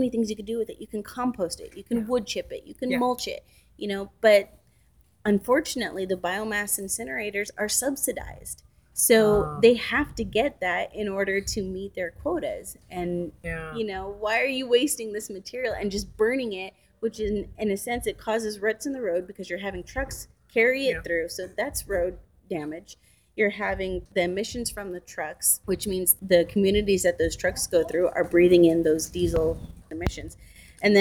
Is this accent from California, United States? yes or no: yes; Central Valley, California, United States; also born or lived in Korea; I grew up in the Central Valley.